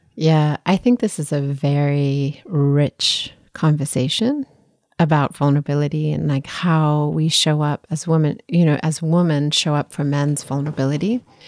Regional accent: South Africa; I grew up in South Africa

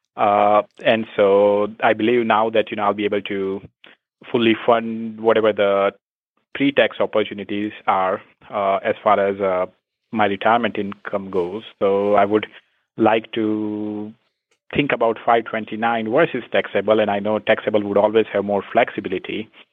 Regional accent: India; moved away as an adult; I'm originally from India

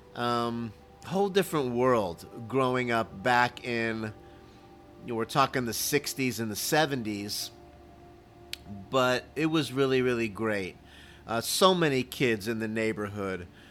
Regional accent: Miami, Florida, United States; now in Dallas, United States; Growing up in Miami

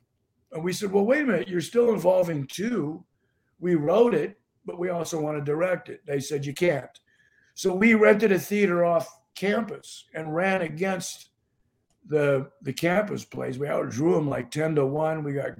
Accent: Los Angeles, California, United States; I'm from

